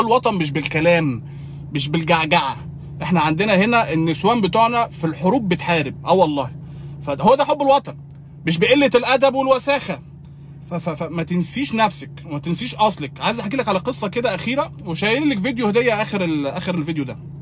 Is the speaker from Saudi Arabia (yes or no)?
no; Egypt; also born or lived in Kuwait; سابتنا اربع سنين او خمس سنين تقريبا عايشين لوحدنا واحنا اطفال عند خالتي في مصر